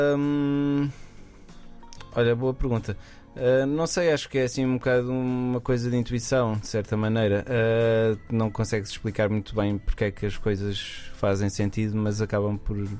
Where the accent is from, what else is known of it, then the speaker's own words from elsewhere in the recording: Aveiro, Centro, Portugal; voltei para, para, para Aveiro, que é de onde eu sou